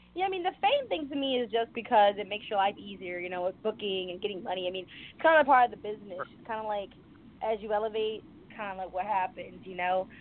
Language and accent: English; New York City, New York, United States; moved away as an adult; now in Los Angeles, United States; I'm from the Bronx